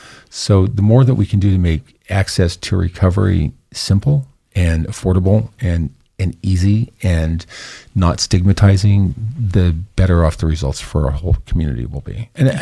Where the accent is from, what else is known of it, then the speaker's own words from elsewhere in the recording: the West, United States; I grew up in the West. I am far away from the East Coast history